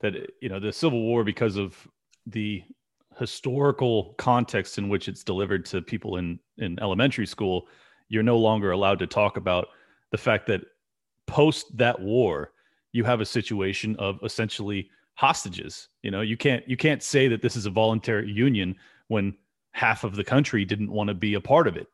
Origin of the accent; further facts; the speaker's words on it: California, United States; moved away as an adult; I'm sadly born and raised in California